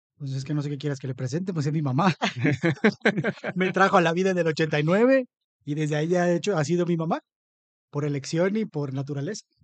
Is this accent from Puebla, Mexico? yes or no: no; Papantla, Veracruz, Mexico; yo también soy de Papantla